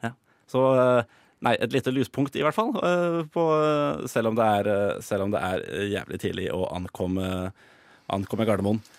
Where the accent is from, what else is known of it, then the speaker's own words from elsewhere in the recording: Drøbak, Akershus, Norway; jeg kommer jo fra Drøbak